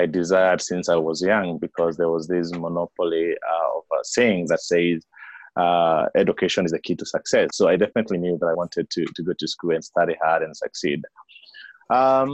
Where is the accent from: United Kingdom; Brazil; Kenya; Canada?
Kenya; I was born and raised in Kenya, right at the foothills of Mount Kenya.